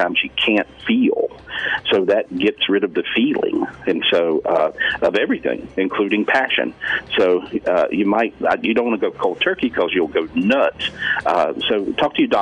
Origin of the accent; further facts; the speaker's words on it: North Carolina, United States; I'm from North Carolina